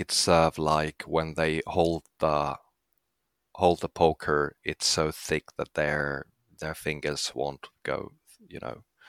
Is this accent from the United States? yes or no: no; Finland; I'm from Finland.